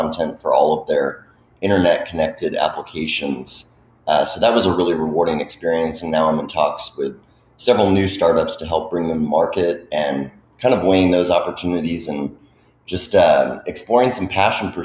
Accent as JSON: {"language": "English", "town": "Dallas", "region": "Texas", "country": "United States", "tie": "born or raised there", "said": "I grew up in the Dallas area"}